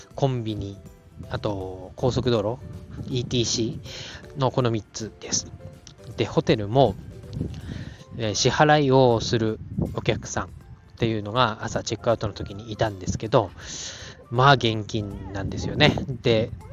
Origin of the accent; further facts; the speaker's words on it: Tohoku, Japan; now in Tokyo area, Japan; 私の田舎っていうのは、まあ、東北の方